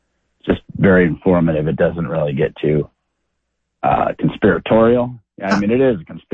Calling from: Idaho, United States

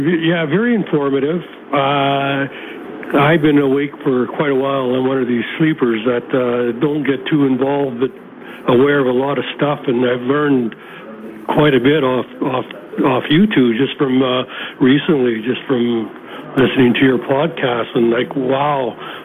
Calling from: Ontario, Canada

